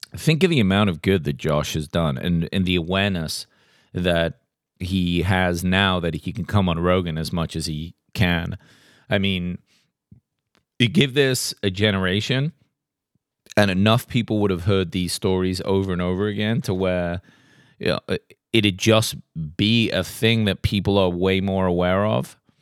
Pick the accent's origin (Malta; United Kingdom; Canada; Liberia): United Kingdom; England; now in Tennessee, United States; growing up in England and moving here